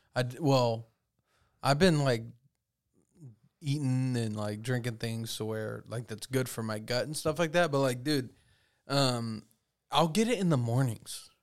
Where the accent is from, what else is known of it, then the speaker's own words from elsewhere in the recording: Texas, United States; growing up in Texas, being a kid that literally picked up rocks and explored